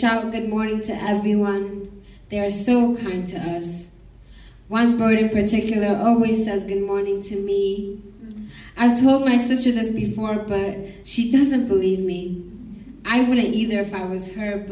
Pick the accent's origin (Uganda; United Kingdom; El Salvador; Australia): Uganda; now in Boise, United States; I was born in a refugee camp in Uganda. And so all I've known is Uganda